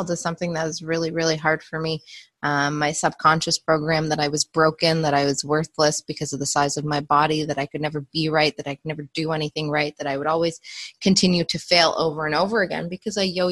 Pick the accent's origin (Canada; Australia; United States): Canada; the culture I grew up in as a Canadian